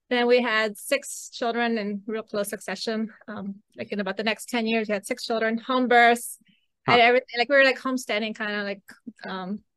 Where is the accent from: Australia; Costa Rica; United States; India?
Costa Rica; also born or lived in Belize; So, anyways, when I was six, we moved to Costa Rica. So that's where I grew up